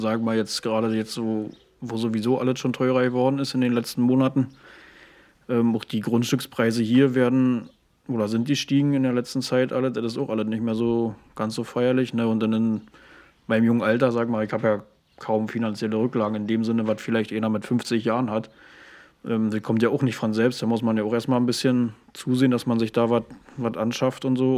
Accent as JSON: {"language": "German", "area": "Uckermark", "region": "Brandenburg", "country": "Germany", "tie": "born or raised there", "said": "geboren wurde in der Gegend, sag mal, und da sein, sein Leben verbracht hat bisher"}